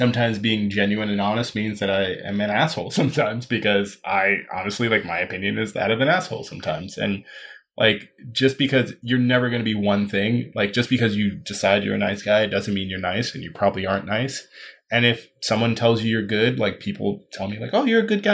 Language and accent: English; New York, United States; I grew up in New York